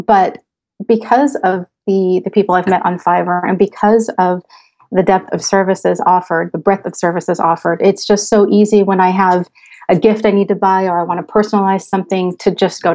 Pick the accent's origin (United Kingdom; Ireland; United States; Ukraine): United States; moved away as an adult; now in Switzerland; I'm an American expat living in Switzerland. My husband and I moved here almost 5 years ago with our children